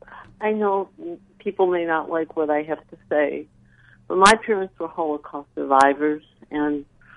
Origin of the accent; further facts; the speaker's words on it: Detroit, Michigan, United States; now in Phoenix, United States; I was treated very bad as a child growing up in Detroit. A lot of anti-Semitism. We were very poor.